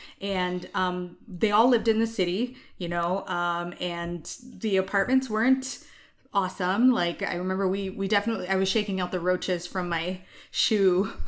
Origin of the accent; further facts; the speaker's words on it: India; And I'm like, yes, I'm Indian.